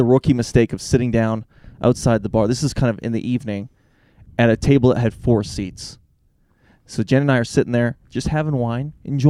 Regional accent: Canada; We're from Canada. Oh, like Toronto. Sort of, but not at all like Toronto, right?

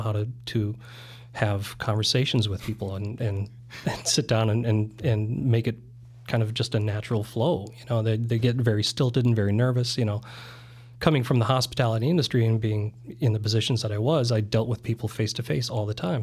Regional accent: South Dakota, United States; also born or lived in Germany; I was born in Germany. I lived there in the first, first ten years of my life. Uh, my mom was from South Dakota, of all places. So, uh, when my parents separated, that's where we went back to. So the formative years were in South Dakota.

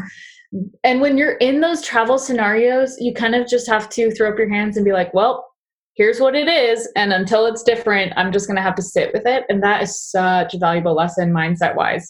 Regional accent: Southern California, United States; growing up in Southern California, and like reasonably so, like we grow up with like a severe stranger danger

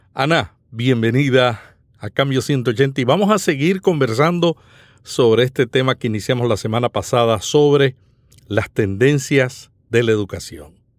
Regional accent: Santa Isabel, Puerto Rico; el pueblo donde yo nací

